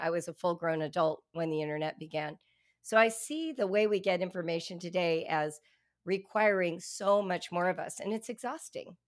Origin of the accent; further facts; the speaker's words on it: Southern California, United States; I'm a white woman, and I grew up in Southern California